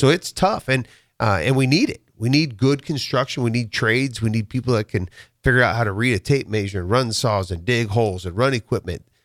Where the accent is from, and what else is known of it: Waverly, Nebraska, United States; born or raised there; also born or lived in Chicago / California